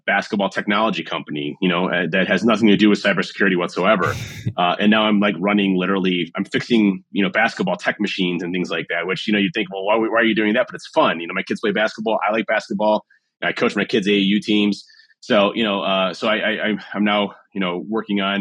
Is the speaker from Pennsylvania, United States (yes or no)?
no; Cleveland, Ohio, United States; My hometown is Cleveland